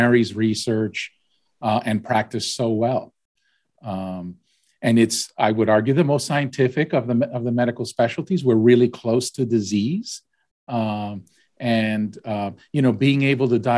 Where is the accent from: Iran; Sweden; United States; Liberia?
United States; Texas; also born or lived in Puerto Rico / Boston, Massachusetts; I was born in Puerto Rico. My parents are from Argentina, and I moved to Texas when I was 10 years old. So I'm really more Texan than anything else